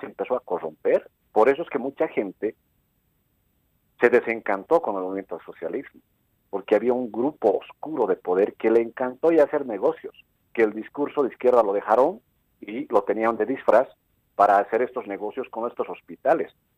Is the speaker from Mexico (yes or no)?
no; Camacho Province, La Paz, Bolivia; yo soy de Camacho